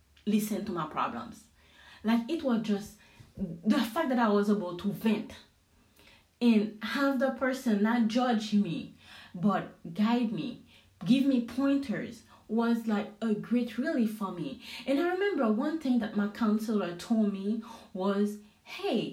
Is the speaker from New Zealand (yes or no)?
no; Haiti; English is a second language; now in United States; I'm from Haiti